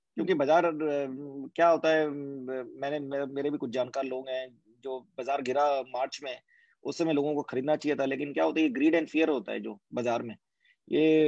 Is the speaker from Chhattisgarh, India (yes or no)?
yes; Bhilai, Chhattisgarh, India; moved away; ये भिलाई जन्मभूमि है और मैं वहाँ पे पला बड़ा हूँ